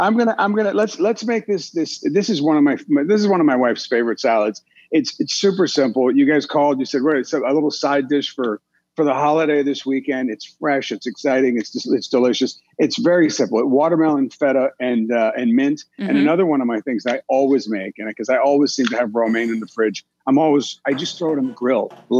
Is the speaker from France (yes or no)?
yes; France; also born or lived in Italy; I was born and raised in France and Italy.